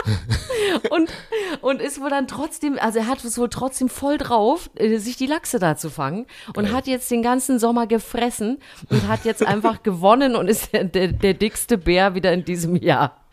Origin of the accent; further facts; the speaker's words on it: East Germany, Germany; ich bin ja äh, äh, im Osten sportlich groß geworden